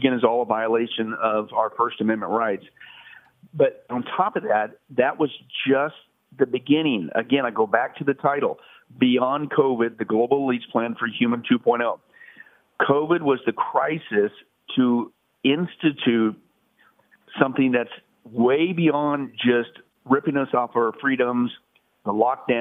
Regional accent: Las Vegas, Nevada, United States; I'm from Vegas

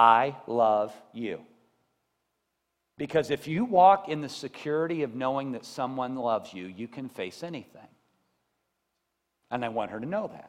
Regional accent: Columbia, United States; I grew up in Columbia.

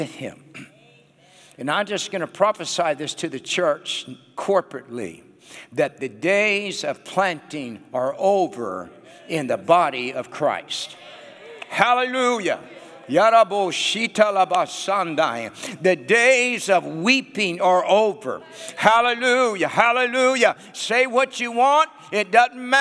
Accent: the Northwest, Pacific Northwest, United States; moved away as an adult; now in Nashville, United States; And I was raised in the Northwest. I pastored in the Northwest.

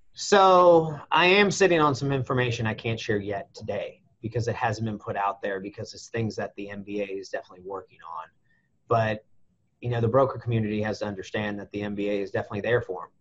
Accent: United States

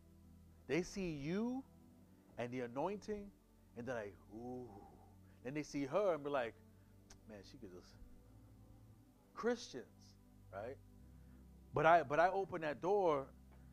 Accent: New York City, New York, United States; moved away; I'm from Brooklyn

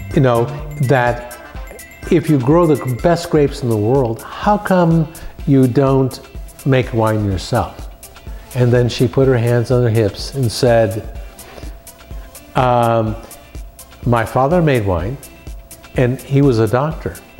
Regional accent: San Francisco, California, United States; I was born and raised in San Francisco

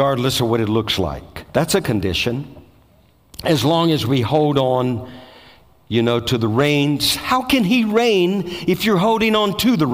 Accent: Bogalusa, Louisiana, United States; I'm from Bogalusa, Louisiana

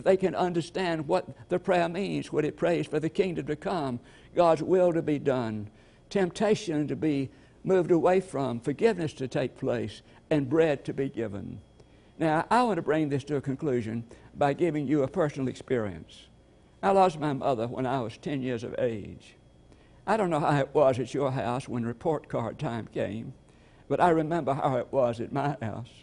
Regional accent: LaGrange, Georgia, United States; he was taking me back to my hometown, LaGrange

